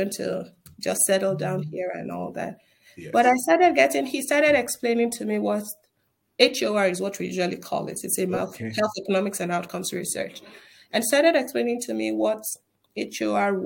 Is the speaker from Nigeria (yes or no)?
yes; Northern Nigeria, Nigeria; moved away as an adult; now in United States; I was born and raised in Nigeria.